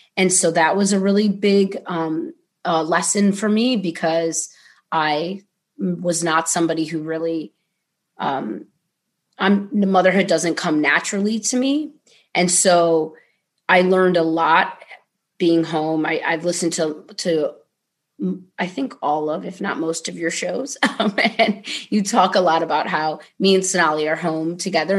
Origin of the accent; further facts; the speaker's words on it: Ohio, United States; moved away; growing up in Ohio was an interesting experience